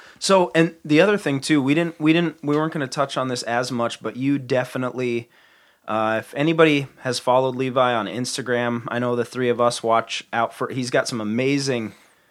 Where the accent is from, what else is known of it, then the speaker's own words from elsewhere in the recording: Aitkin, Minnesota, United States; also born or lived in Kentucky; Because I grew up in Aiken, Minnesota, and our school mascot is a gobbler.